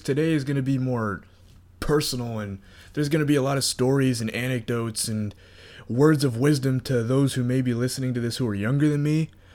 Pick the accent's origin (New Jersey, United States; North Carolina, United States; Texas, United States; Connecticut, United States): North Carolina, United States; moved away as an adult; now in Florida, United States; I graduated high school, and I moved from North Carolina to Florida during that time